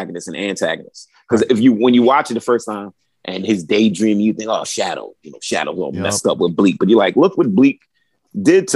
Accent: New York City, New York, United States; I'm from Brooklyn.

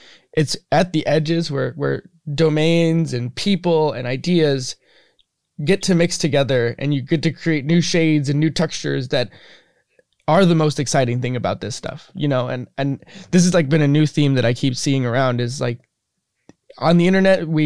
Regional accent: Midwest, United States; growing up in the United States and in particular the Midwest

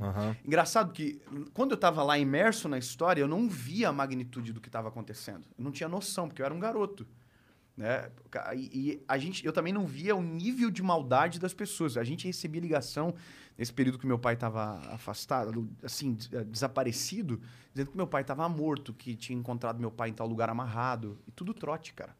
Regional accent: Joinville, Santa Catarina, Brazil; dentro da minha própria cidade, eu sou de Joinville

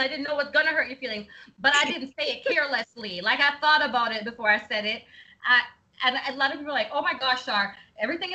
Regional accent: Jamaica; Yes, I'm Jamaican

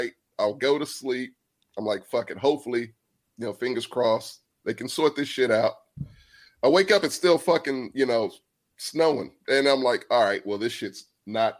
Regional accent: Texas, United States; I'm from Texas

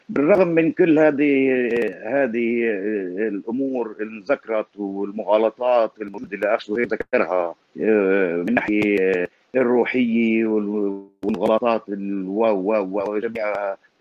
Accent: Palestine; accent: Palestinian; انا لهجتي فلسطينيه

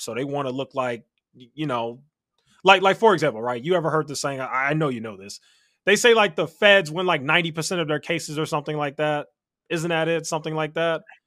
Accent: Chicago, Illinois, United States; Chicago. Born and raised in Chicago

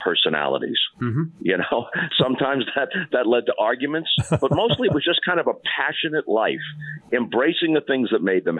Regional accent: Long Island, New York, United States; now in California, United States; I grew up thinking of myself as a New Yorker

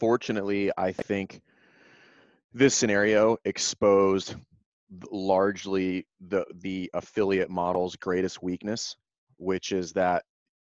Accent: Louisiana, United States; now in Virginia, United States; I'm from Louisiana

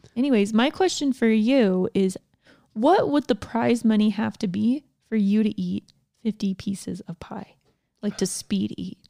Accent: Georgia, United States; I grew up in Georgia

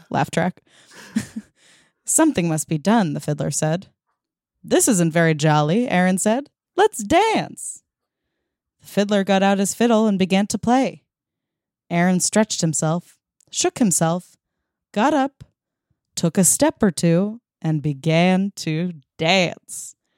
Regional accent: Massapequa, New York, United States; My hometown

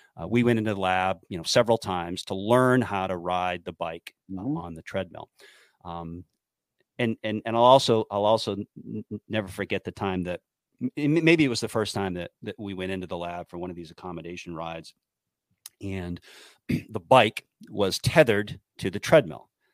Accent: New Hampshire, United States; moved away as an adult; I was from New Hampshire

